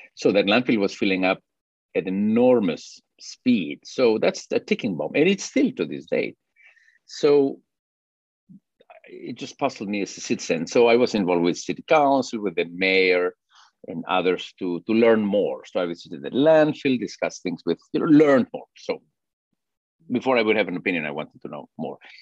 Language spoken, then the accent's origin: English; Peru; moved away as an adult; now in Fort Worth, United States; I'm originally from Peru and my wife is from Chile